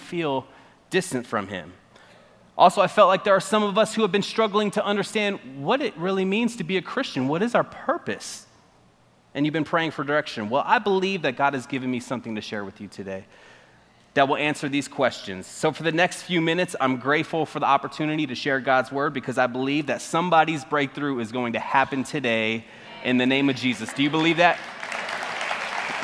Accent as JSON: {"language": "English", "region": "Arizona", "country": "United States", "moved": "yes", "said": "I'm from Arizona. That's the West Coast, and it's a lot different from this side"}